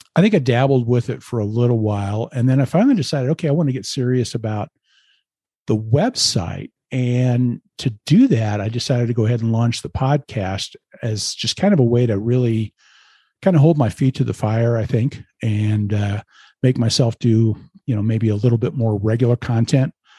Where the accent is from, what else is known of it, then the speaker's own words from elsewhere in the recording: Lincoln, Nebraska, United States; moved away as an adult; now in Colorado, United States; I grew up in Lincoln, Nebraska